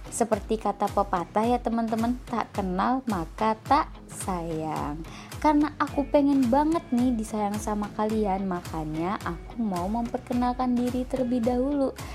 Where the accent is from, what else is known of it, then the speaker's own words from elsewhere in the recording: Yogyakarta, Special Region of Yogyakarta, Indonesia; aku lahir dan tinggal di kota Yogyakarta saat ini aku menempuh pendidikan S1 di Universitas Ahmad Dahlan Yogyakarta